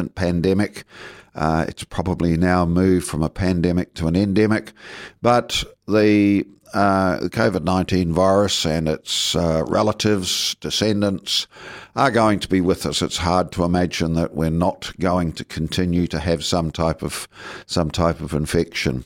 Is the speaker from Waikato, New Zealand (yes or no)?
no; Southland, New Zealand; also born or lived in Tokomaru Bay, Tairawhiti; now in Dunedin, New Zealand; I came from Southland, and I was certainly monocultural and monolingual